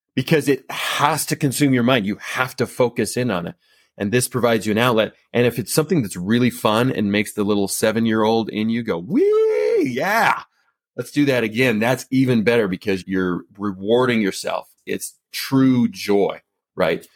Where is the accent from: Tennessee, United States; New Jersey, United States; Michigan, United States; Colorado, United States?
Colorado, United States; moved back to my hometown of, in Colorado.